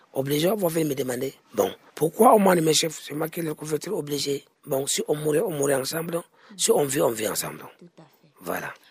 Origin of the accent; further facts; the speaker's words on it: Cameroon; On est des Camerounais, on est des Camerounais